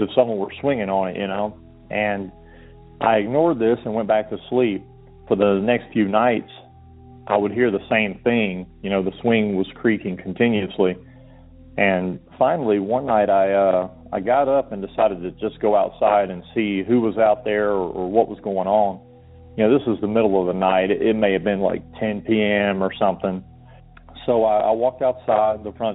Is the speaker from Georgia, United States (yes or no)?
yes; Georgia, United States; moved away; I'm from Georgia originally